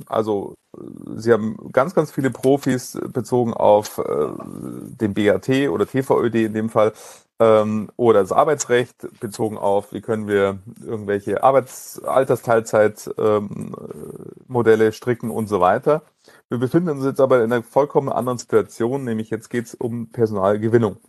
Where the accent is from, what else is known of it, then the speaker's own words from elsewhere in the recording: Munich, Bavaria, Germany; weil ich in München geboren bin, München meine Heimatstadt ist